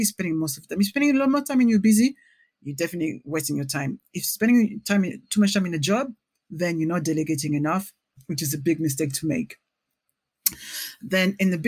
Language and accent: English; Paris, Île-de-France, France; English is a second language; moved away as an adult; now in London, United Kingdom; I'm from Paris